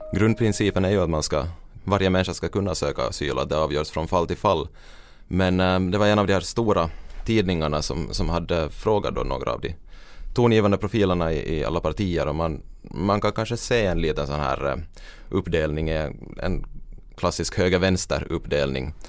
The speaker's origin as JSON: {"language": "Swedish", "country": "Finland"}